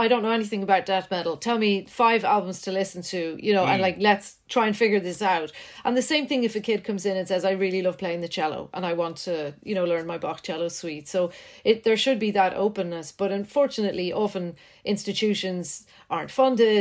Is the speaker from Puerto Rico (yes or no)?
no; Ireland; also born or lived in Netherlands; I'd come back to Ireland and I'd be bullied a wee bit because my accent wasn't quite what it should have been because I just spent a couple of years in Holland.